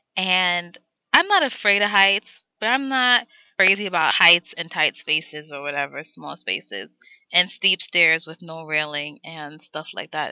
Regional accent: New York City, New York, United States; I'm from New York

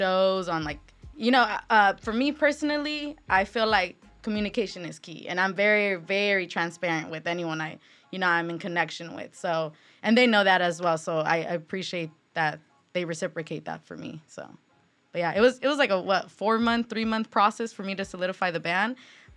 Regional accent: Riverside, California, United States; I'm from Riverside

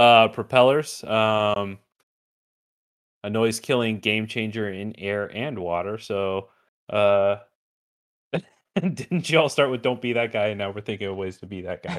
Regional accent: Glendale, Arizona, United States; this is going to be in my hometown this year

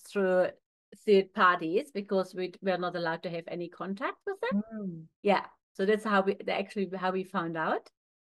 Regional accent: East Germany, Germany; moved away; growing up in East Germany was like a boot camp.

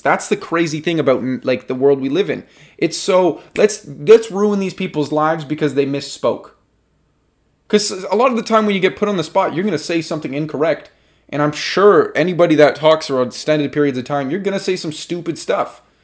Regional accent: Canada

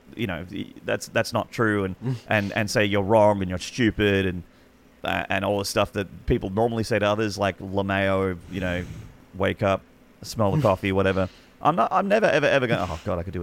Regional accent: Australia; as an Australian

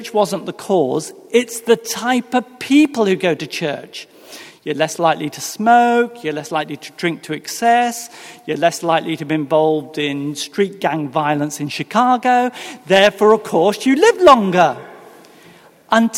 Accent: England, United Kingdom; moved away as an adult; now in Virginia, United States; I am, in actual fact, from England. I'm one of many people who've made the journey across the Atlantic

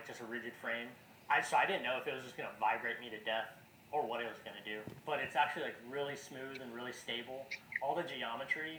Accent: San Antonio, Texas, United States; now in Austin, United States; I'm from San Antonio, Texas originally. Live in Austin, Texas

